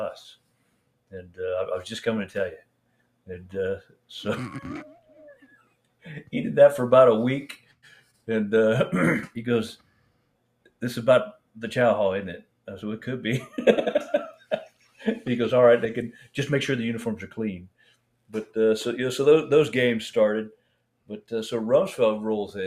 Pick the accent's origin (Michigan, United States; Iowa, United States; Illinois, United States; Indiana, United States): Iowa, United States; I'm from Iowa.